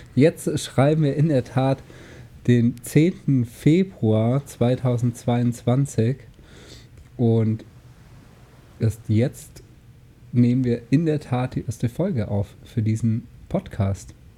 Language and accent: German; Germany; bin hier aufgewachsen im Bodensee